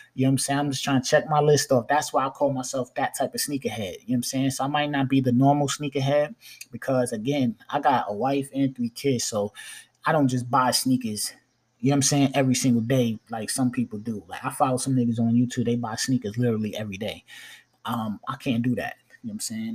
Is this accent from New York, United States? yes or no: yes; New York, United States; I'm a New Yorker